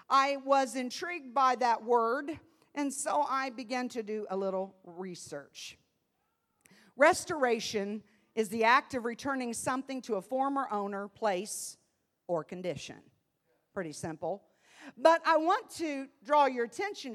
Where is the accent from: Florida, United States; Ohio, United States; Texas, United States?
Ohio, United States; Columbus; moved away as an adult; now in Evansville, United States; being a city girl, I was raised in Columbus, Ohio